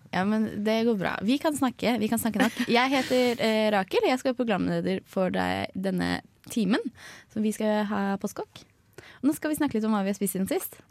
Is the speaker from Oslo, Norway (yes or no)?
yes; Oslo, Norway; now in Trondheim, Norway; Jeg kommer jo fra Oslo.